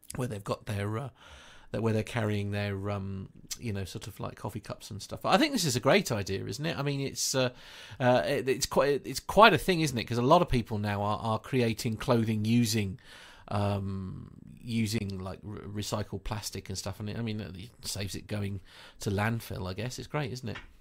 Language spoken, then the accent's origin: English; United Kingdom; accent: British; my silly British accent